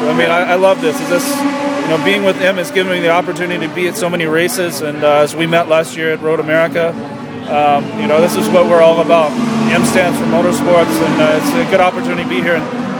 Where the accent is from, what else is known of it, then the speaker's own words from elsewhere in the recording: United States; moved away; being American myself